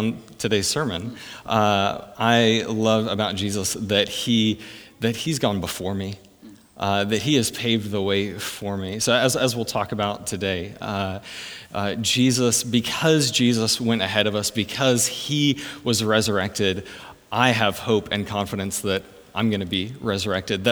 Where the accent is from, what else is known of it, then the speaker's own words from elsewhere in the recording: Texas, United States; now in Adelaide, Australia; originally from Texas in the States